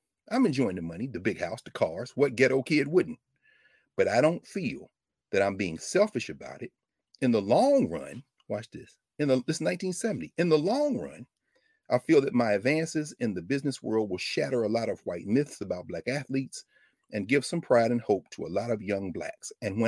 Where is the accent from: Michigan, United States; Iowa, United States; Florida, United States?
Michigan, United States; Lansing; Man, I grew up in Lansing, Michigan. My daddy didn't miss a day of work in his life. My mom prayed for me every day. I got a big family. We all came working class.